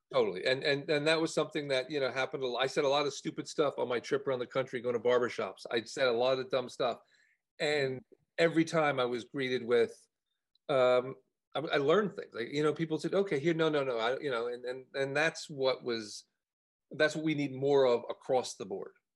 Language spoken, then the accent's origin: English; New Jersey, United States; moved away as an adult; also born or lived in Los Angeles, United States; I grew up in, uh, in, in, New Jersey um, near Rutgers University in a very liberal town